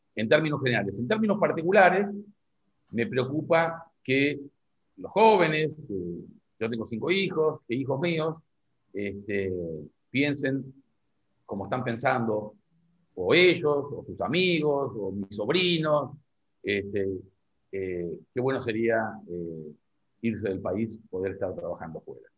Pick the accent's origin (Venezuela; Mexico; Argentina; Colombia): Argentina; como argentino